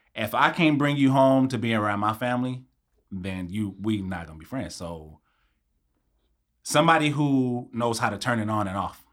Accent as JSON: {"language": "English", "town": "Long Beach", "region": "California", "country": "United States", "tie": "born or raised there", "said": "I grew up in Long Beach, born and raised."}